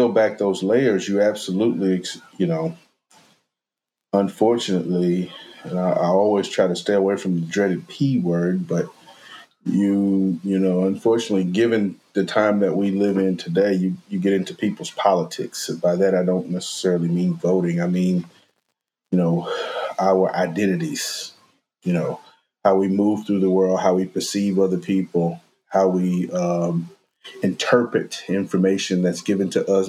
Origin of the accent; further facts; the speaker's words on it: Mississippi, United States; growing up in Mississippi